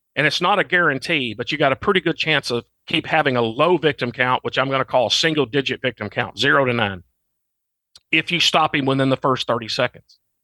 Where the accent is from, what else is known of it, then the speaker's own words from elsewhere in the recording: Arkansas, United States; moved away as an adult; I'm from Arkansas, and that's now where I, I'm back home living again.